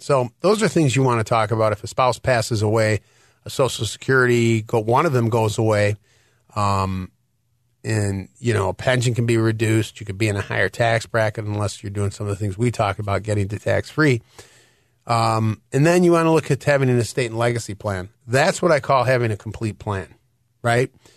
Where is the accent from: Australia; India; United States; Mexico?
United States; Detroit, Michigan; now in Illinois, United States; I am from Detroit